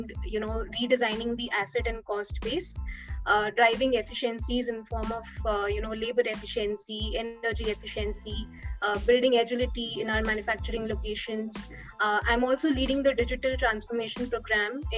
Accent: Kota, Rajasthan, India; I'm basically from Rajasthan, from a city named Kota.

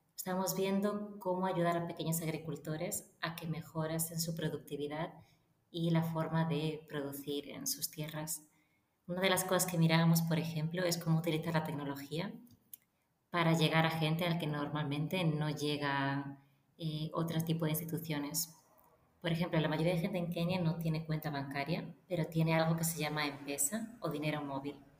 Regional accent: Lleida, Catalonia, Spain; moved away as an adult; also born or lived in A Coruña / Barcelona / Paris / Madrid; yo nací en La Coruña, pero después crecí en Lleida y a los 18 años me mudé a Barcelona

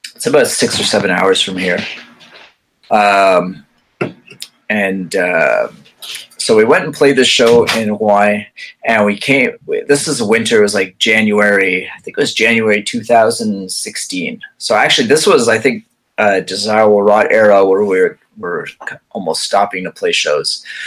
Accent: Quebec, Canada; I'm English, but I actually grew up in the Quebec side

